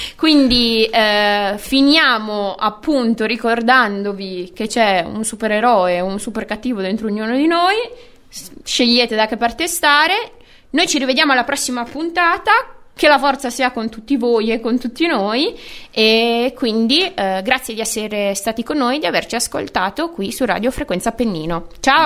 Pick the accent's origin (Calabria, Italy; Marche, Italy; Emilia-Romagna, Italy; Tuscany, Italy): Emilia-Romagna, Italy; Bologna; Noi siamo nati e cresciuti a Basket City